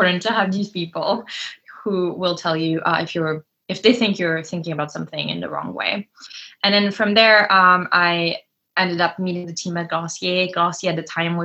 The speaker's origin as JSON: {"language": "English", "country": "France", "tie": "born or raised there", "also_born_or_lived": "Lyon, France / Cannes, France / Providence, Rhode Island, United States", "moved": "as an adult", "said": "I grew up between Lyon and Cannes, the south of France"}